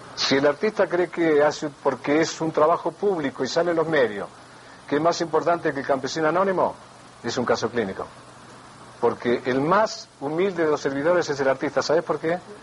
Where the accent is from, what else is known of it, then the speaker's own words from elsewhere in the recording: Argentina; Soy argentino